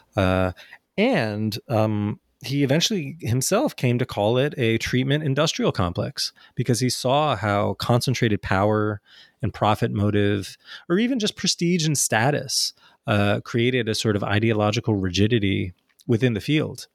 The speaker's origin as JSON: {"language": "English", "country": "United States", "tie": "born or raised there", "also_born_or_lived": "New Jersey / New York", "said": "growing up in New Jersey and New York"}